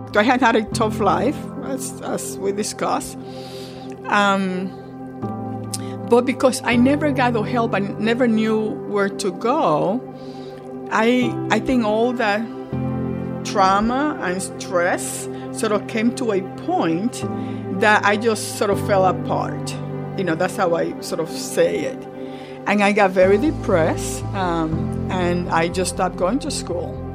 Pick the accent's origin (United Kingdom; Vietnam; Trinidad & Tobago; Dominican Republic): Dominican Republic; now in New York, United States; I grew up in the Dominican Republic